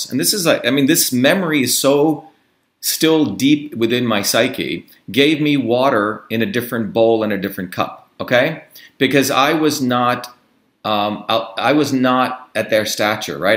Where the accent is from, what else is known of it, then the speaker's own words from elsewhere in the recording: Paterson, New Jersey, United States; also born or lived in Clifton / Parsippany; And then I grew up in New Jersey, you know, in Paterson and Clifton and Parsippany, all working class towns.